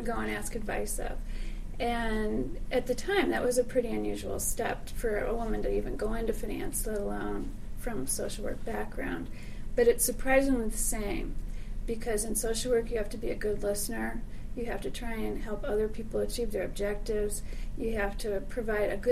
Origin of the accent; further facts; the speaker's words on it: Chicago, Illinois, United States; also born or lived in Texas; I grew up in Chicago